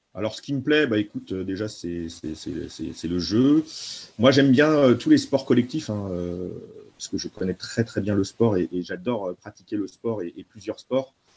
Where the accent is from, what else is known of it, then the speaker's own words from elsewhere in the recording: Nantes, Pays de la Loire, France; je suis nantais, je suis né à Nantes